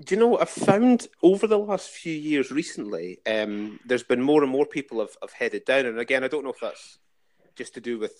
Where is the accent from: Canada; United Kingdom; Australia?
United Kingdom; Dalkeith, Scotland; moved away as an adult; also born or lived in Glasgow / Edinburgh; now in London, United Kingdom; I grew up in Dalkeith